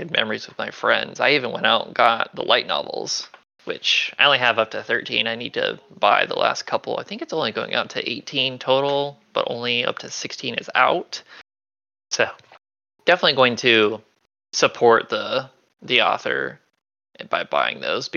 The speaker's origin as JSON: {"language": "English", "town": "Hendersonville", "region": "North Carolina", "country": "United States", "tie": "born or raised there", "also_born_or_lived": "Lincoln, Nebraska / Tennessee", "moved": "as an adult", "said": "I grew up in North Carolina"}